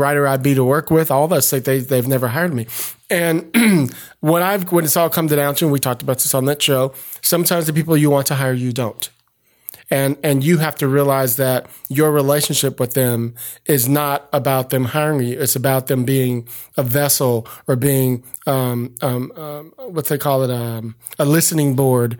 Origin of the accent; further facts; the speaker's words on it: San Francisco, California, United States; growing up in San Francisco